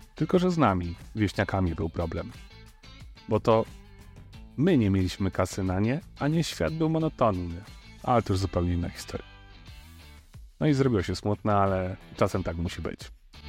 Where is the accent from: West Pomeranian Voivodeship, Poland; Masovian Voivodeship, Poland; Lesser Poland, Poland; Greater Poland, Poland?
Lesser Poland, Poland; a village near the Dunajec river; o ile nie zalało naszej wioski, to okoliczny Dunajec przestał nadawać się do pływania. I to był mój dziecięcy problem